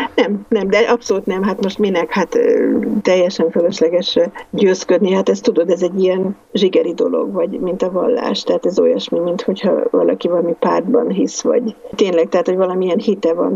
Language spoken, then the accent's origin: Hungarian; Hungary; mondom Magyarországról